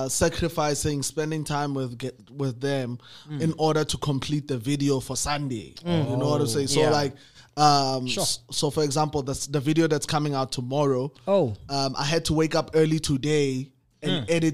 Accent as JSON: {"language": "English", "town": "Kagiso", "region": "Gauteng", "country": "South Africa", "tie": "born or raised there", "said": "I come from Kagiso"}